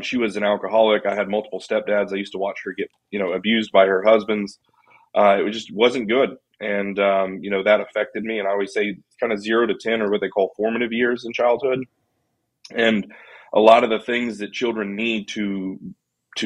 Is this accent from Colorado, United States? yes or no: yes; Colorado Springs, Colorado, United States; I was born in Colorado Springs, Colorado